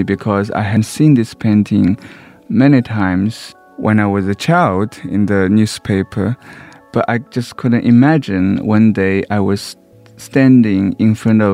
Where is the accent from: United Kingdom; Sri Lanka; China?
China; Shanghai; now in United States; I was raised in Shanghai, in a slum